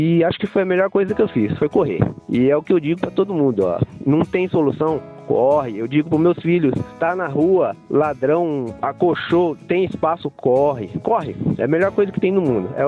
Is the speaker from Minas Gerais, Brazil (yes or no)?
no; Lavrinhas, São Paulo, Brazil; Então, sou aqui de Lavrinhas, sou natural aqui de São Paulo mesmo, já morei em muito, muito lugar por aí, pelo mundo, pelo Brasil.